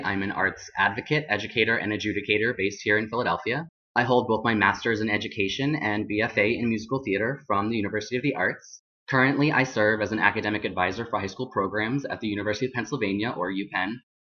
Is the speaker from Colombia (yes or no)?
yes; Colombia; born there; I am adopted from Colombia. I'm an indigenous Latinx person.